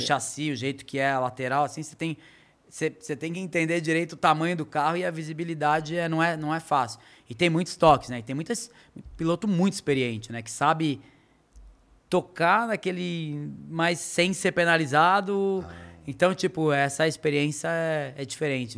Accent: Brazil; moved away; also born or lived in Europe; em ter voltado para o Brasil

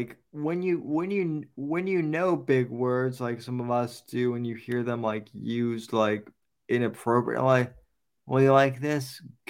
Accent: Colorado, United States; keep in mind, I'm from Colorado, and so when I was in high school before it got legalized, like, there was only one type of weed, and that was weed.

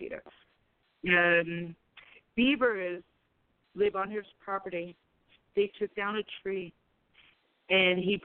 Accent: New York, United States; now in Winston-Salem, United States; I am originally from New York

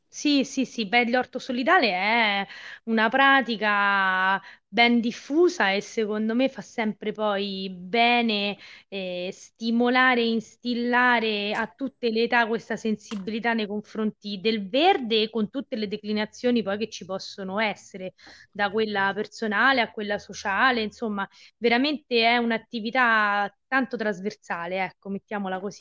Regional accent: Viterbo, Lazio, Italy; io sono viterbese, viterbese, eh, sì, nata a Viterbo, vissuta a Viterbo, studiato e laureata a Viterbo

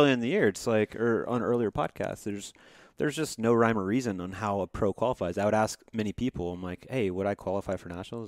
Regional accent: Georgia, United States; I grew up in Georgia

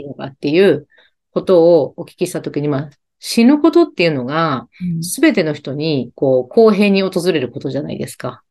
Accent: Kansai, Japan; accent: Kansai-ben; 関西弁出ちゃいました

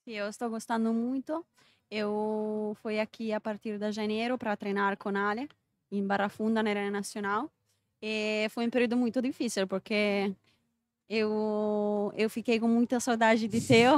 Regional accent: Bologna, Emilia-Romagna, Italy; Portuguese is a second language; eu sou italiana, eu nasci na Itália, em Bologna

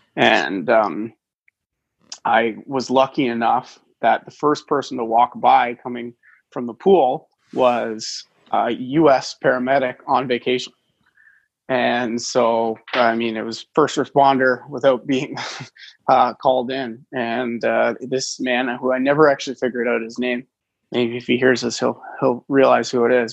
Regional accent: just outside of Toronto, Ontario, Canada; I grew up just outside of Toronto

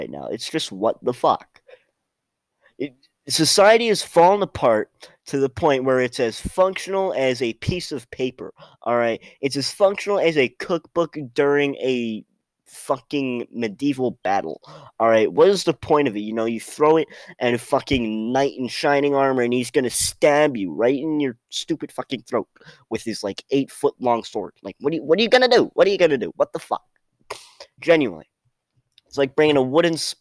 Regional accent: Pennsylvania, United States; I'm from Pennsylvania

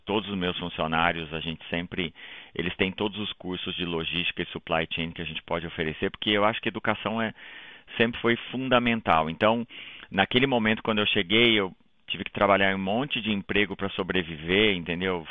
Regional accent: Taquarituba, São Paulo, Brazil; moved away as an adult; now in Toronto, Canada; Eu sou de Taquarituba, como você falou, no interior de São Paulo, uma cidadezinha lá

